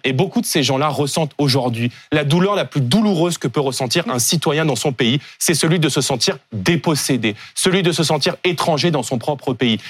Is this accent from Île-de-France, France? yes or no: yes; Seine-Saint-Denis, Île-de-France, France; en Seine-Saint-Denis où j'ai grandi